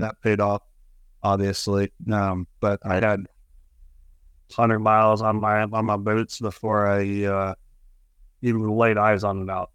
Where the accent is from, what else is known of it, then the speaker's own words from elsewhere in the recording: Lewiston, Idaho, United States; now in North Idaho, United States; I grew up down in Lewiston, uh, Lewiston, Idaho, and the country down there is different than the country up here